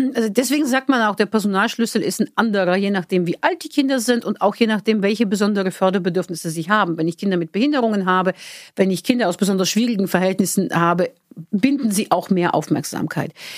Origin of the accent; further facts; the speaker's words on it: Bulgaria; moved away; da, wo ich herkomme in Bulgarien